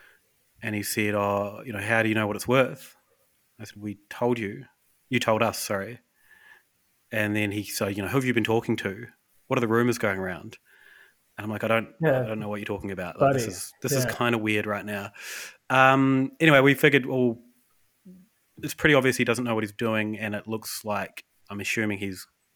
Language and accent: English; Westport, West Coast, New Zealand; moved away; there's a lot of floods in my hometown recently. Yeah. So we're like, well, with COVID, Emma and I can't actually get back to Westport. nowhere to live in Westport because of the floods.